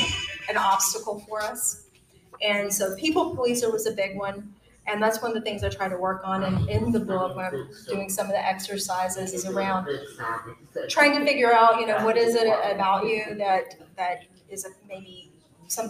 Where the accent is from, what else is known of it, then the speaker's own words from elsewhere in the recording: Georgia, United States; I was born and raised in Georgia, so this is definitely my stomping ground.